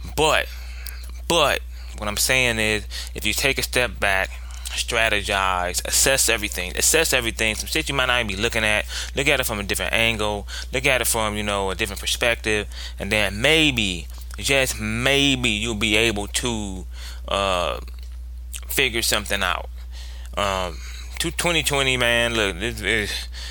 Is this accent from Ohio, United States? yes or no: yes; Ohio, United States; I'm from Ohio